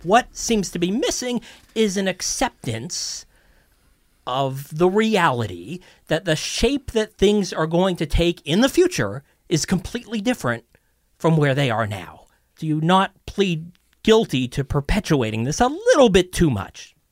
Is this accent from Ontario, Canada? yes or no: yes; Toronto, Ontario, Canada; born and raised in Toronto